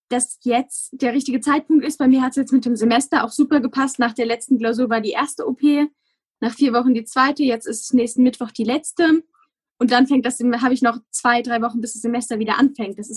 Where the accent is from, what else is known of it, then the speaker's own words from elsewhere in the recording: Rhineland-Palatinate, Germany; ich komme aus dem Westerwald. Ich weiß nicht, ob das jemandem, der zuhört, was sagt ursprünglich. Also da wohnen meine Eltern. Es ist sehr bergig.